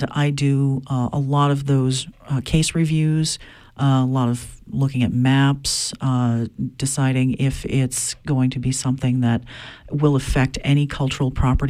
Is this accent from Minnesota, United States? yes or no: no; Mars Hill, Maine, United States; Grew up in Mars Hill